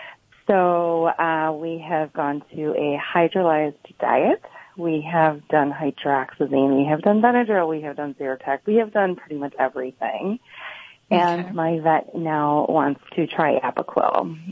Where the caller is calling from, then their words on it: Buffalo, New York, United States; I am calling from Buffalo, New York.